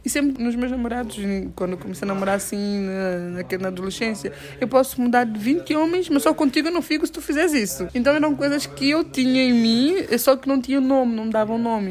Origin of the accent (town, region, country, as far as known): São Tomé & Príncipe